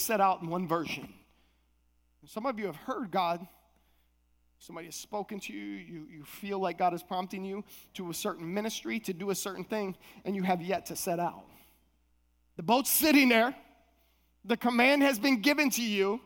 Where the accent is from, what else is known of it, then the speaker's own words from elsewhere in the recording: Minnesota, United States; moved away; also born or lived in Palm Beach Gardens, Florida; I was coming from Minnesota. I'm a Midwest boy